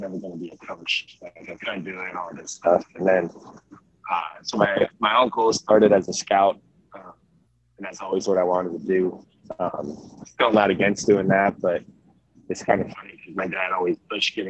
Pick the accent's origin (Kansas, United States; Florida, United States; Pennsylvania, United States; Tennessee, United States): Florida, United States; Sarasota; moved away as an adult; also born or lived in Miami, Florida; now in Chattanooga, United States; I'm originally from Florida, from Sarasota